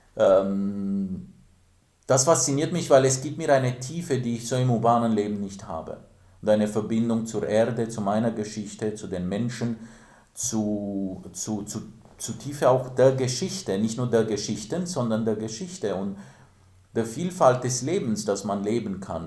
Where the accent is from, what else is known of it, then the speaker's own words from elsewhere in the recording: Timișoara, Timiș County, Romania; moved away; Ich bin in Timisoara aufgewachsen, mittendrin am Bahnhof